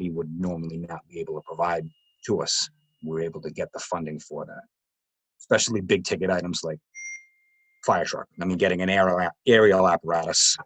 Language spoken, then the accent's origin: English; Rhode Island, United States; moved away as an adult; now in Connecticut, United States; I'm from the Northeast, originally from Rhode Island, born and raised